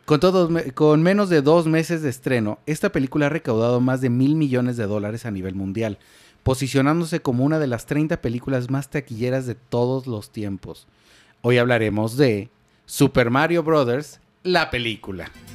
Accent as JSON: {"language": "Spanish", "country": "Mexico", "said": "como una mexicano normal"}